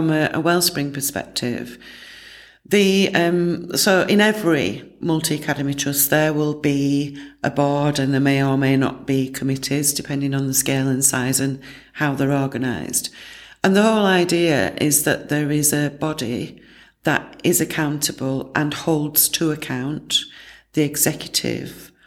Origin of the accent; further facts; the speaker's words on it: Barnsley, Yorkshire and the Humber, United Kingdom; my hometown, which is Barnsley.